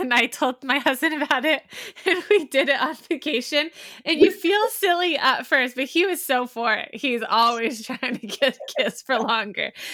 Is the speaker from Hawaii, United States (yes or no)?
no; San Diego, California, United States; now in Midwest, United States; I'm from San Diego